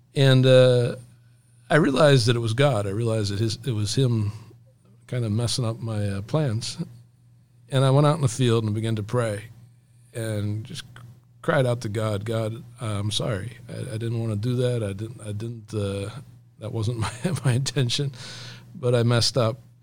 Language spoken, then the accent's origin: English; Elizabethtown, Pennsylvania, United States; I grew up here in Elizabethtown, Pennsylvania.